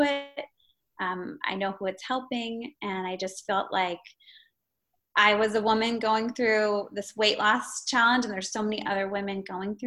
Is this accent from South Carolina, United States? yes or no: no; Eugene, Oregon, United States; moved away as an adult; also born or lived in San Francisco; I'm from Eugene, Oregon. I went to the University of Oregon